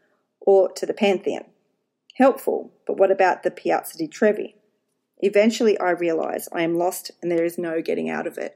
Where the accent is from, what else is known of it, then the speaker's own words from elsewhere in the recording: Australia; accent: Australian twang; He knows I am Australian. That lovely Australian twang of mine